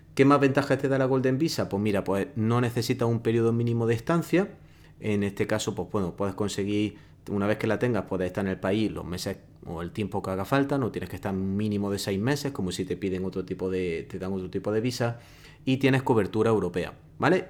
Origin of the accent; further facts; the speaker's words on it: Spain; moved away; si tú como español, como puedes ser en mi caso, te has salido del país